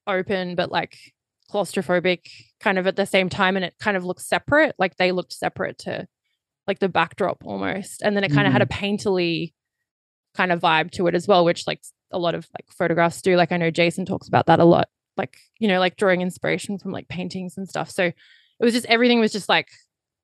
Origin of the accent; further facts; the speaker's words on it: Australia; everything was very British, even though I grew up in Australia.